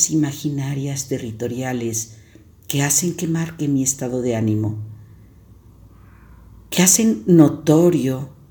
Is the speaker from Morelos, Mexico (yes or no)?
no; San Luis Potosí, Mexico; now in León, Mexico; nuestros viajes constantes de San Luis Potosí, que es mi tierra de origen, a León, Guanajuato, que es mi tierra que me acoge.